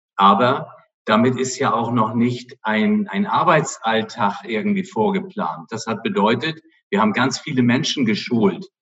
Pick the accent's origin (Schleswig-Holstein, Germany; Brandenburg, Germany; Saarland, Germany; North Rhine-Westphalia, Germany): Schleswig-Holstein, Germany; Flensburg; ich bin nun ein Nordlicht, meine Mutter war Dänen und äh, deswegen habe ich auch nach Skandinavien so ein bisschen Beziehung und bin da ja auch mehr oder weniger an der Grenze aufgewachsen in Flensburg